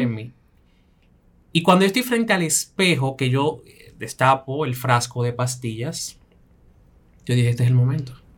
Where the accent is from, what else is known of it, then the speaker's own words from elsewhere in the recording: Belgium; Yo crecí en Bélgica con cinco mujeres